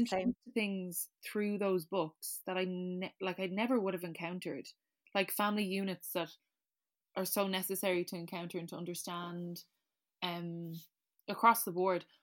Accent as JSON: {"language": "English", "country": "Ireland", "said": "as an Irish person"}